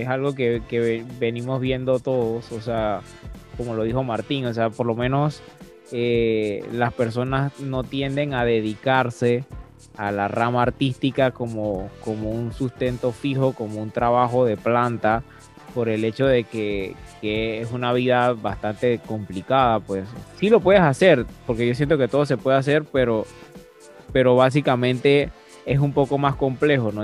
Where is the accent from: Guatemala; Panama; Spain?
Panama; nosotros como panameños